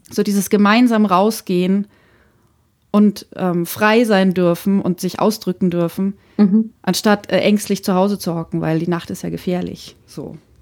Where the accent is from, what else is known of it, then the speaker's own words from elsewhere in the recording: Franconia, Bavaria, Germany; moved away; ich bin ja in Franken zum Teil aufgewachsen